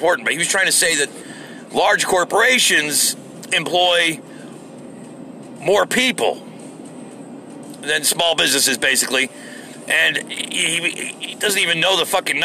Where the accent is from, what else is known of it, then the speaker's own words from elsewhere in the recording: United States; as an American.